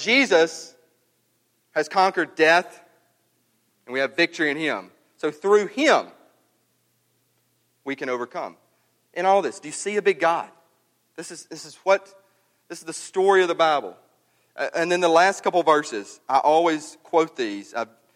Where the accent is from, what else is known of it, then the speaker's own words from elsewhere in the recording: Mississippi, United States; growing up in Mississippi